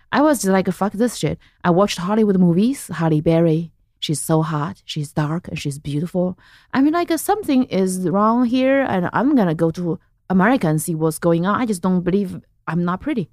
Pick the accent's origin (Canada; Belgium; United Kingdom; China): China; central China; English is a second language; moved away as an adult; also born or lived in Lexington, Kentucky; I grew up in central China, in this little city by the mountain